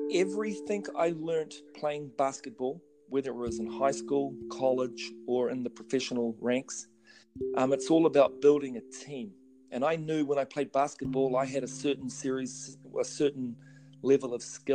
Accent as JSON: {"language": "English", "country": "New Zealand", "moved": "as an adult", "lives_now": "United States", "said": "I'm originally from New Zealand"}